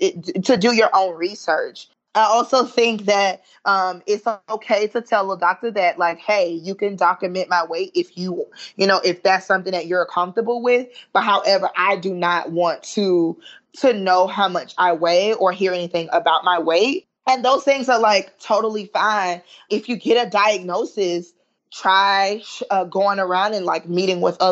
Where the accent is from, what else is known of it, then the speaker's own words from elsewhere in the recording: Southern, United States; accent: Southern Ebonics / African-American Vernacular English; first language Southern Ebonics (African-American Vernacular English); my first language is, you know, Southern Ebonics. And like, you know, I'm very proud of speaking African-American vernacular English